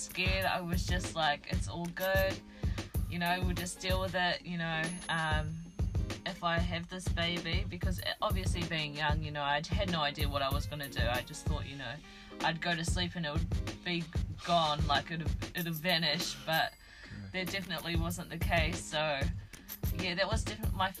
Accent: Taupo, Waikato, New Zealand; I was brought up in Taupo

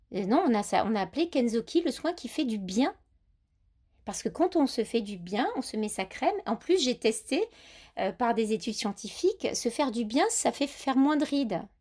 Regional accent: Grasse, Provence-Alpes-Côte d'Azur, France; Moi, je suis grassoise, donc j'ai l'accent, j'ai un peu perdu.

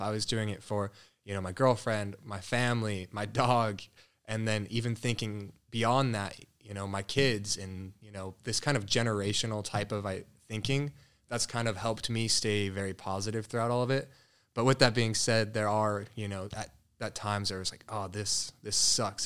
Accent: Colorado, United States; moved away as an adult; now in Scottsdale, United States; I grew up in Colorado. Born and raised there, first eighteen years

